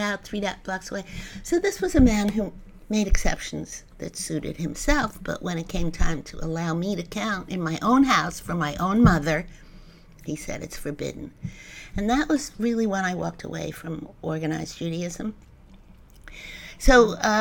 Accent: New York City, New York, United States; I grew up in Jamaica.

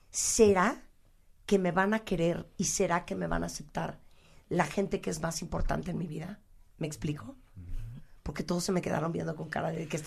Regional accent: Mexico; hola qué tal … soy mexicana

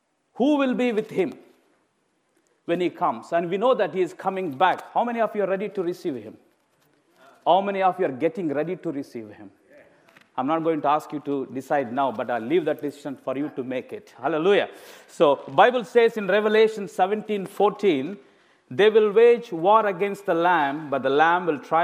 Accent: India; moved away as an adult; I'm an Indian preacher. Of course, I've been living in this country for past 17 and a half years

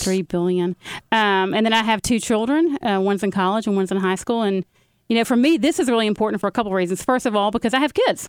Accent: Carrollton, Georgia, United States; also born or lived in New Orleans; I grew up in Carrollton, Georgia

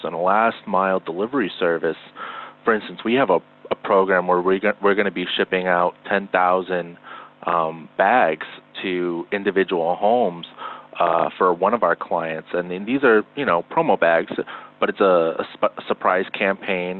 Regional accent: Northeast, United States; we're both from the Northeast

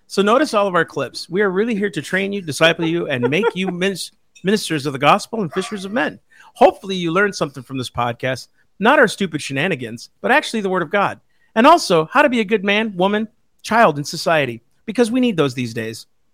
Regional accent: Sleepy Eye, Minnesota, United States; now in Florida, United States; I was from Sleepy Eye

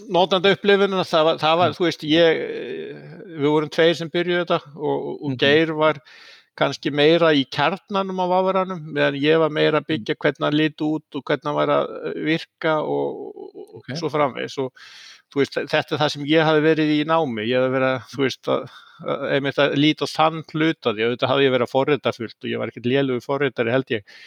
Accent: Seltjarnarnes, Capital Region, Iceland; moved away as an adult; also born or lived in Oslo, Norway; ég fættur og uppalinn á Íslandi uh, mm. á mhm. Seltjarnesi

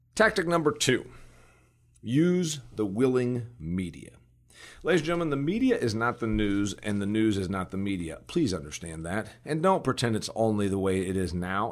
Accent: Indiana, United States; in my home state of Indiana

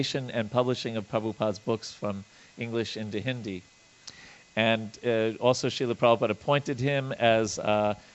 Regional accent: Long Island, New York, United States; I grew up on Long Island, New York

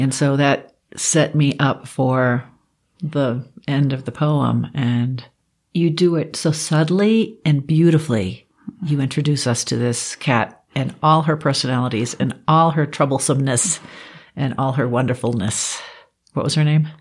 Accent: East Coast, United States; now in Colorado, United States; I grew up on the East Coast

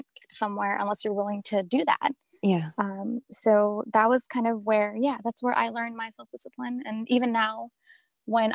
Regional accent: Chicago, Illinois, United States; now in Southern New Jersey, United States; I grew up in Chicago

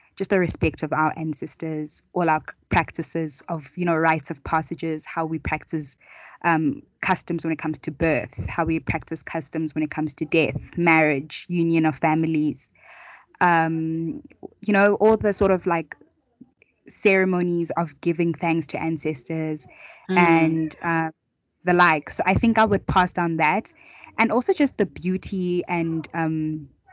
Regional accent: Soweto, Gauteng, South Africa; I grew up in Soweto

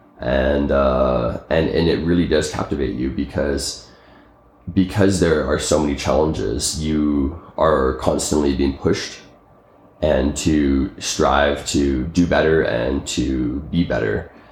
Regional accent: Calgary, Alberta, Canada; originally, I'm from Calgary, Canada

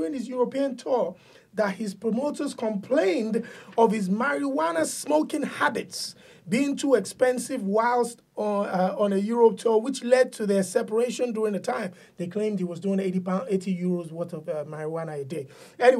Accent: Ibadan, Oyo, Nigeria; moved away; people like myself growing up in Nigeria

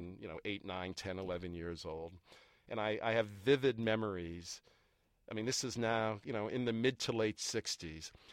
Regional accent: Belmont, Massachusetts, United States; I grew up in a suburb of Boston called Belmont

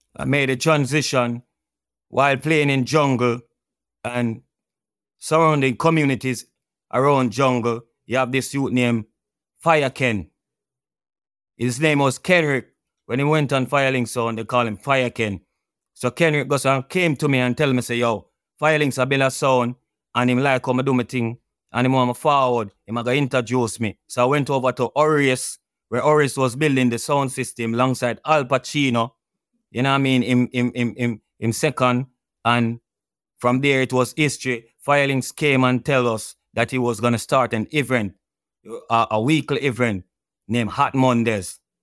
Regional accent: Kingston, Jamaica; I went to Eastern Kingston, Dunhoon Terrace to be exact

